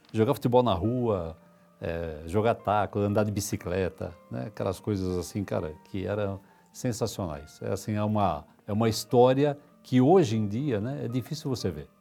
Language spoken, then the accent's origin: Portuguese; São Paulo, Brazil; Eu sou paulistano, tá? Nasci no bairro do Tatuapé